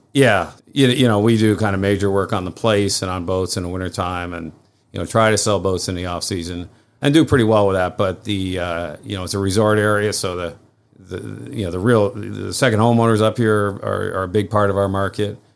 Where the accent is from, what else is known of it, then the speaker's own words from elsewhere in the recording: Saranac Lake, New York, United States; moved away as an adult; also born or lived in Charleston; I grew up here also.